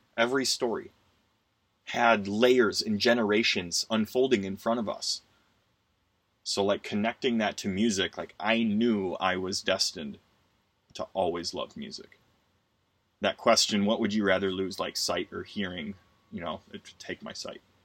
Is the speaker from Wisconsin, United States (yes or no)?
yes; Wisconsin, United States; the house I grew up in in Wisconsin